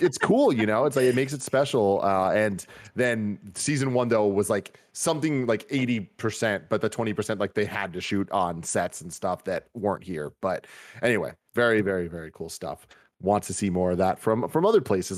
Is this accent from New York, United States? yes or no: no; Bay Area, California, United States; growing up in the Bay Area and growing up interested in the hip-hop culture